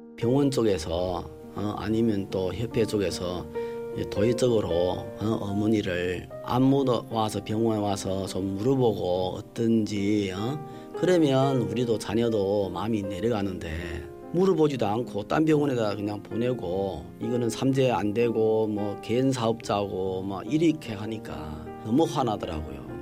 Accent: Jilin, China; moved away as an adult; now in South Korea; 태어난 곳이그 길림성에서 아, 태어났고

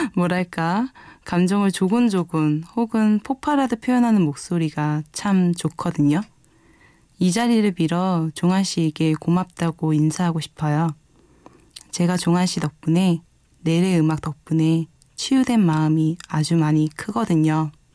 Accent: Seoul, South Korea; moved away as an adult; now in Jecheon, South Korea; 원래는 서울에서 태어나고 자랐는데 부모님이 기농생활로 인해 함께 제천으로 왔어요

